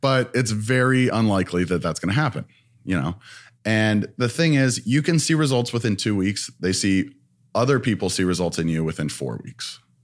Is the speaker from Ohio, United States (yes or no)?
yes; Ohio, United States; moved away as an adult; now in Los Angeles, United States; I'm from Ohio